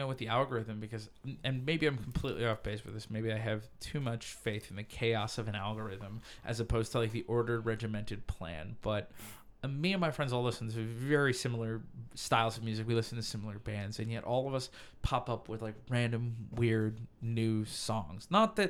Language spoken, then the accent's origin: English; Chicago, Illinois, United States; I'm from Chicago.